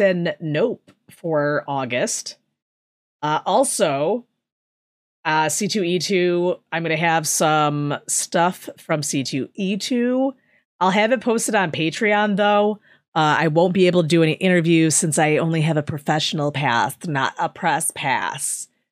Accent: Chicago, Illinois, United States; I'm from Chicago

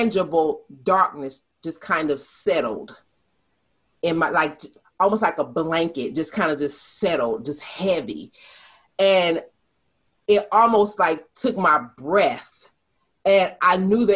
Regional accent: Detroit, Michigan, United States; growing up in Detroit, we lived with my great aunt

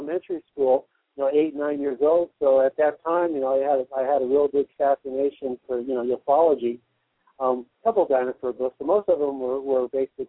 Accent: Arizona, United States; also born or lived in California; now in Colorado, United States; as a kid in Arizona

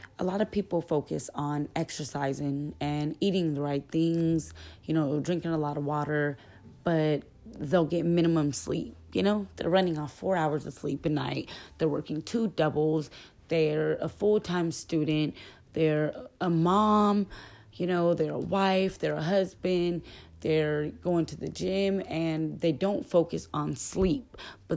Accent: Southern California, United States; I'm from California, Southern California

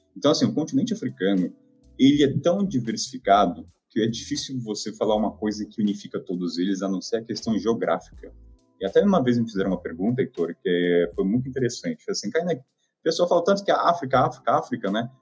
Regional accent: Taubaté, São Paulo, Brazil; Eu sou de Taubaté

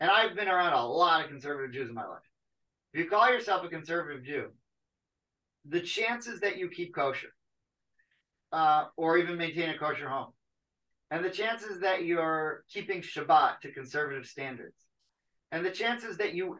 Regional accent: Wilkes-Barre, Pennsylvania, United States; moved away; also born or lived in Miami; all of the really bright Jewish kids that I grew up with in Wilkes-Barre

